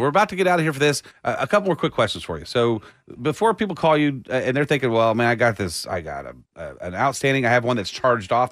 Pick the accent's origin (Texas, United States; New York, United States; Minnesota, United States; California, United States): Texas, United States; Austin; growing up in Austin